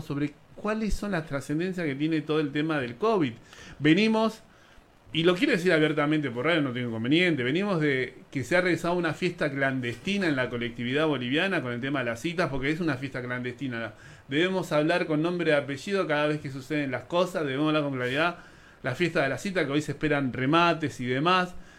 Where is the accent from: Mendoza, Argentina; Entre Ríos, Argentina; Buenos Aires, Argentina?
Buenos Aires, Argentina; also born or lived in Lomas de Zamora; Nací en Lugano, en la Villa 20